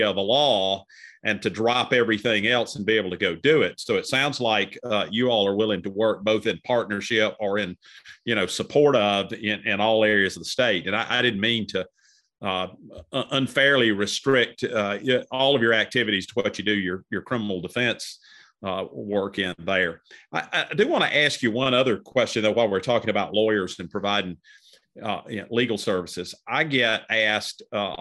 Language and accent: English; Cartersville, Georgia, United States; I'm from Cartersville